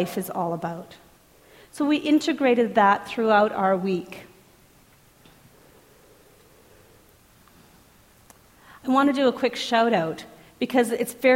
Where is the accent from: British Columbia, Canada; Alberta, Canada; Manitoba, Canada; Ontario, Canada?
Alberta, Canada; Edmonton; I'm from Edmonton